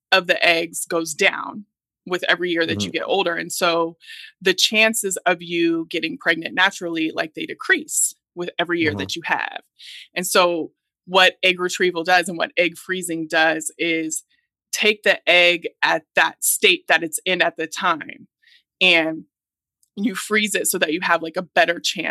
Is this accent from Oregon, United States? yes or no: yes; Oregon, United States; I'm Black and I'm from Oregon